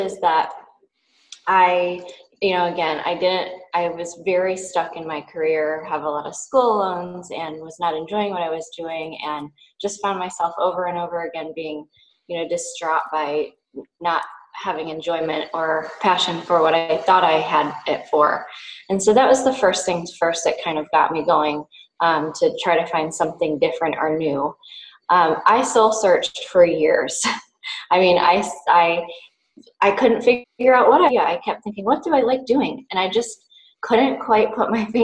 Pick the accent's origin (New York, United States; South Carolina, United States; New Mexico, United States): New York, United States; Western; also born or lived in East Coast; now in Hawaii, United States; I come from Western New York, but have kind of moved around the East Coast for school and other purposes and landed myself in Hawaii